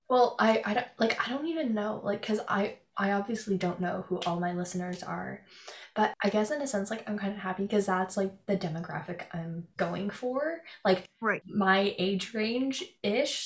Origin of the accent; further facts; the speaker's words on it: Canada; I'm from Canada